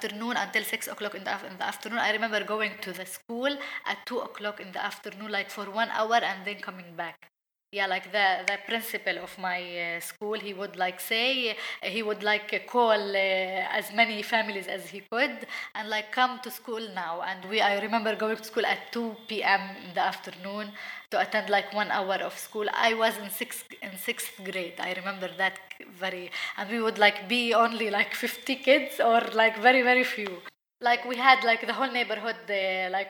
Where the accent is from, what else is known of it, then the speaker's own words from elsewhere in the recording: Beit Sahour, West Bank, Palestine; Growing up in Beit Sahour in Palestine as a Palestinian Christian woman